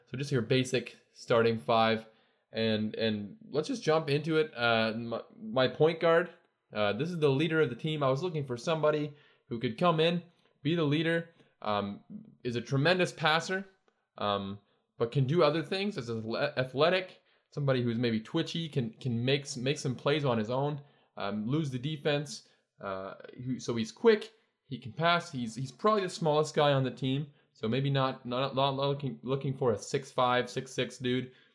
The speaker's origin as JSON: {"language": "English", "country": "Canada", "tie": "born or raised there", "said": "I'm Canadian, obviously. I'm not American, but I love, um, the fact that I get to grow up in, in a, get, I've gotten to grow up, rather, in, and I'm now living in a, a, a great country"}